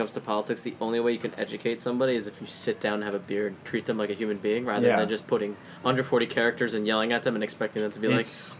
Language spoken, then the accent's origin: English; United States; we're American.